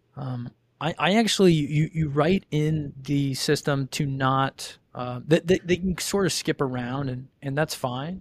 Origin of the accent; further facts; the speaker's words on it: Ohio, United States; grew up in Ohio